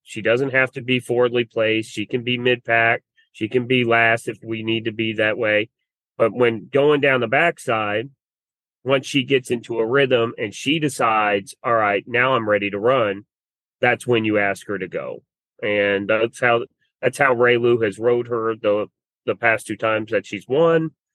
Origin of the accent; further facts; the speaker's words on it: Louisville, Kentucky, United States; I'm born and raised in Louisville.